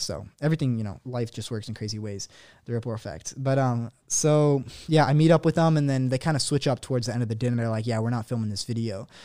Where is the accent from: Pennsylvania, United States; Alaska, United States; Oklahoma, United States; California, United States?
California, United States; San Diego; I'm from San Diego